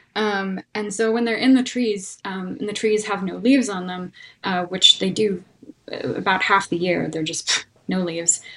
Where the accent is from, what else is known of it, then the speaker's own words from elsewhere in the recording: North Carolina, United States; also born or lived in California; now in Denver, United States; I grew up on on the East Coast um, in North Carolina